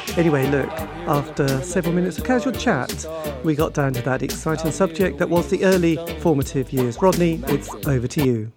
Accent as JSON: {"language": "English", "area": "East Anglia", "region": "East of England", "country": "United Kingdom", "tie": "born or raised there", "said": "I grew up in a village in the middle of nowhere in East Anglia"}